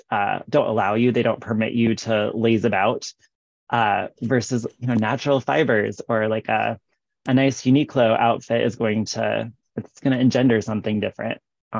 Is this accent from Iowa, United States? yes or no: yes; West Des Moines, Iowa, United States; moved away as an adult; also born or lived in Philadelphia / Japan; now in Iowa City, United States; I'm actually from West Des Moines, which is west of Des Moines, the capital of Iowa. So my family's all here.